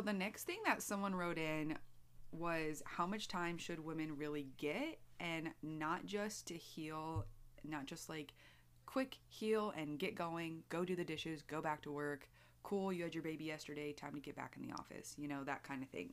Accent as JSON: {"language": "English", "country": "United States", "said": "as an American"}